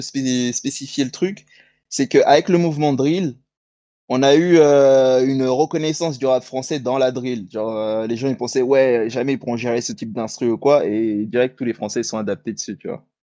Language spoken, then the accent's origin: French; Paris, Île-de-France, France; ici à Paris, puisqu'on est parisien